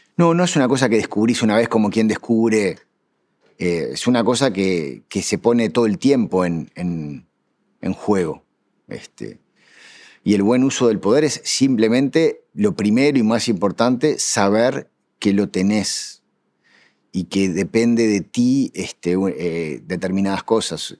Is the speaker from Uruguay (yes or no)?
yes; Uruguay; somos uruguayos